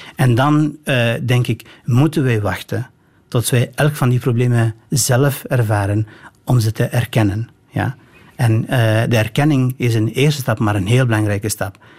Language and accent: Dutch; northern Albania, Albania; now in Belgium; in Albanië, zeker van waar ik kom, in het noorden